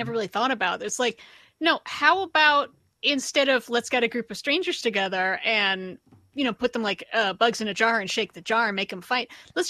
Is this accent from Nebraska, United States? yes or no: no; Philadelphia, Pennsylvania, United States; I'm from Philly, so I know a lot of people who talk like this.